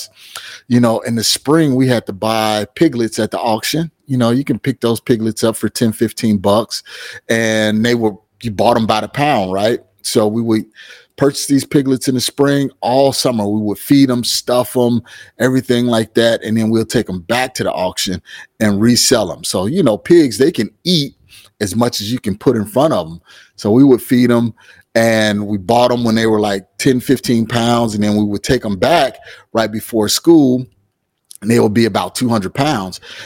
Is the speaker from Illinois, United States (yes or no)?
yes; Chicago, Illinois, United States; moved away as an adult; now in Phoenix, United States; I hail from Chicago, Illinois, but I am in the Phoenix, Arizona market. And I've been out here for about 10 years now.